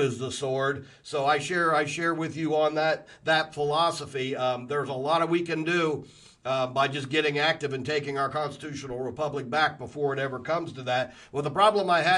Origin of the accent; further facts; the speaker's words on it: Columbus, Ohio, United States; I was raised in Columbus, Ohio in the 80s